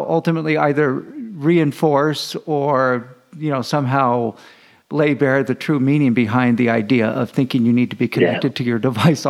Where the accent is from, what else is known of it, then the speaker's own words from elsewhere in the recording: Fresno, California, United States; now in El Paso, United States; I live in El Paso, Texas, and have lived here for many, many years. But I am from Fresno. Fresno is my home